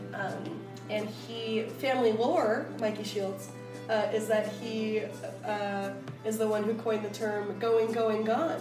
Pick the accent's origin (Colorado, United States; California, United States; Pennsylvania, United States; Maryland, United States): California, United States; Encinitas; I grew up in San Diego